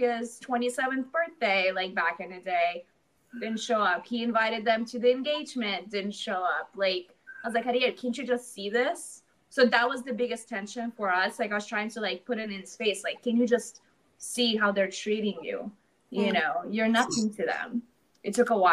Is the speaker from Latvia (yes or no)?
yes; Latvia; now in Atlanta, United States; I'm from Latvia originally. I moved here 12 years ago